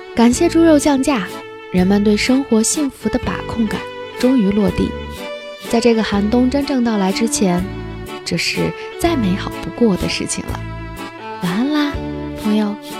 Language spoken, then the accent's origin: Chinese; Hebei, China; 作为一个土生土长的北方人